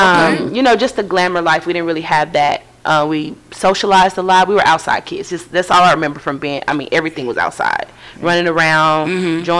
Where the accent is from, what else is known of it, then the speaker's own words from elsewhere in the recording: Fort Worth, Texas, United States; I'm not from Dallas. I'm from Fort Worth.